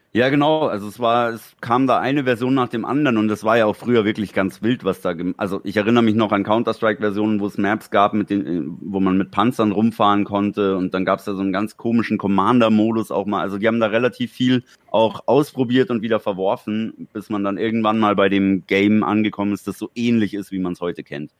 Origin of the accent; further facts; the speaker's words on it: Germany; bis es bei uns in Deutschland war